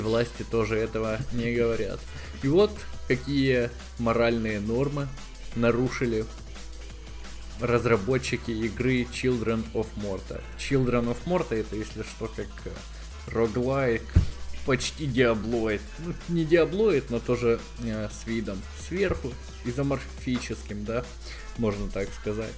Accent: Donetsk Oblast, Ukraine; moved away; Мы просто из Донецкой области

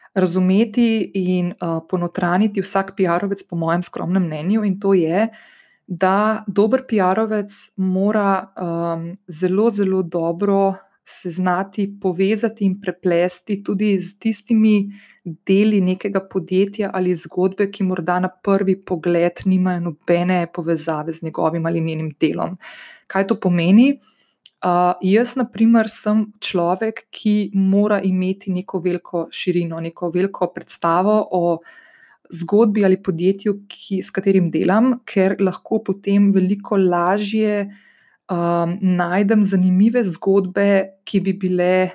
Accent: Slovenia; sem slovenka in da prihajam iz Slovenije

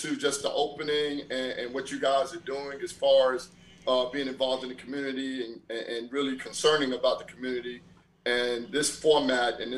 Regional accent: New York City, New York, United States; my life growing up in Brooklyn

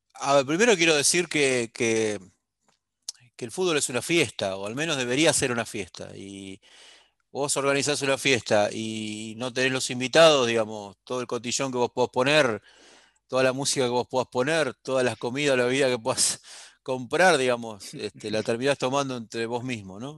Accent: Argentina

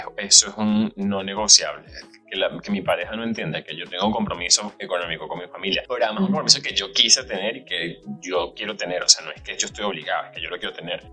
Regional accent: Aragua, Venezuela; moved away; como buen latinoamericano, venezolano, de Aragua

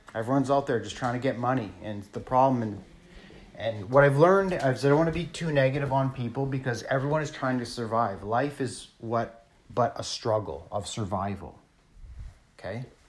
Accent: Thunder Bay, Ontario, Canada; also born or lived in Sault Ste. Marie, Ontario; now in British Columbia, Canada; I was born in Sault Ste. Marie, Ontario. I grew up in Thunder Bay, Ontario. I live in British Columbia

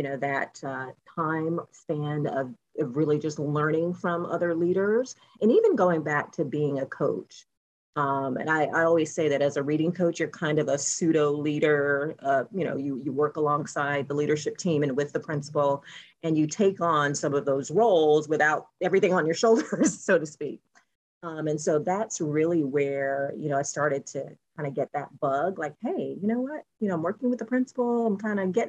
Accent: Warner Robins, Georgia, United States; moved away as an adult; also born or lived in Washington, D.C. / New York; now in Jacksonville, United States; I'm actually was born and raised in Georgia, a town called Warner Robins, which is central part of Georgia

